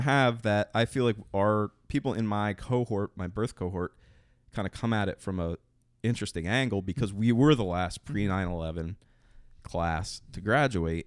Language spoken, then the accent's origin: English; Tobyhanna Army Depot, Pennsylvania, United States; I grew up near Toby Hen Army